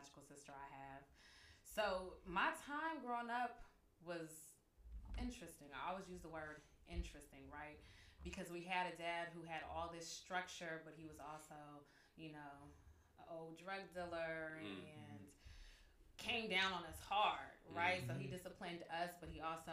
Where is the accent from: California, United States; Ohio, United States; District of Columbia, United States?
California, United States; San Francisco; also born or lived in Oakland / Vallejo; I grew up in Lakeview mainly.